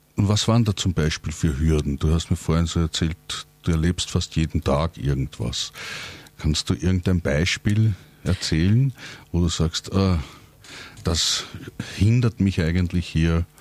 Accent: Langenlois, Lower Austria, Austria; Ich komme aus Langenlois, Nähe von Krems, auch 70 Kilometer von Wien weg und arbeite auch in Wien

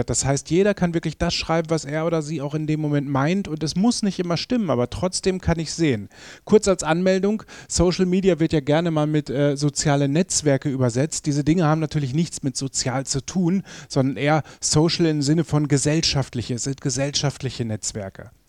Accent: North Rhine-Westphalia, Germany; moved away as an adult; now in Vienna, Austria; Ich komme eigentlich aus, aus Ostwestfalen. Das ist ziemlich weit nordwestlich in Deutschland.

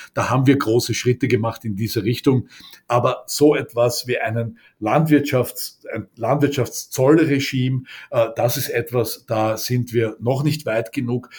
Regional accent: Austria; bei uns in Österreich

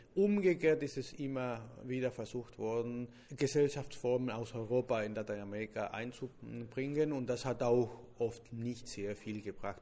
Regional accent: Argentina; German is a second language; als Argentinier

